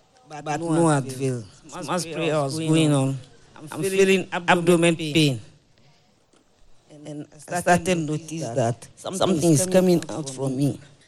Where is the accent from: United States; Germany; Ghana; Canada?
Ghana; I came from Ghana.